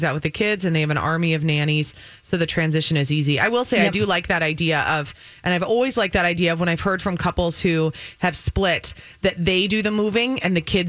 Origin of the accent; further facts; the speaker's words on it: United States; We're not used to being controlled as Americans.